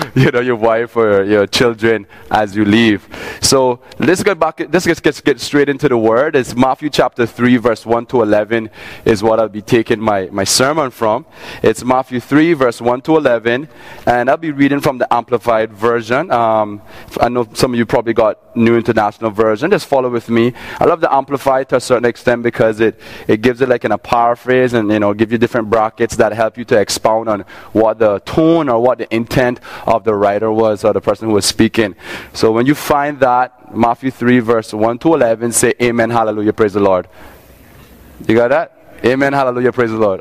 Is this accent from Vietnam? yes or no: no; Cayman Islands; I grew up in Cayman. I'm from Cayman.